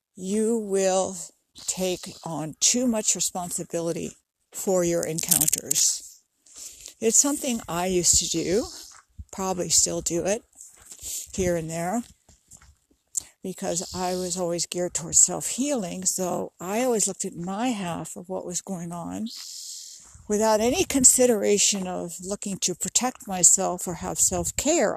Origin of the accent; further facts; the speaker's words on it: New York City, New York, United States; now in California, United States; where I grew up in New York City